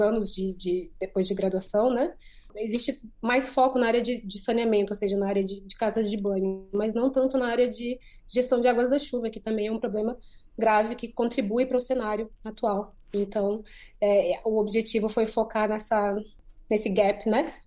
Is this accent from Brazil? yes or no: no; Maputo, Mozambique; moved away; de Maputo, que é de onde eu sou